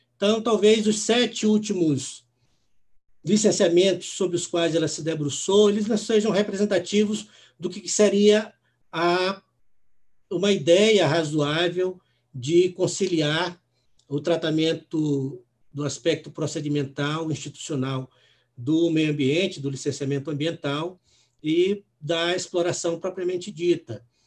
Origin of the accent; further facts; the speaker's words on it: São Luís, Maranhão, Brazil; moved away; also born or lived in Natal / Recife; eu sou maranhense, nasci em São Luís, depois morei em Natal por duas, duas oportunidades, morei também em Recife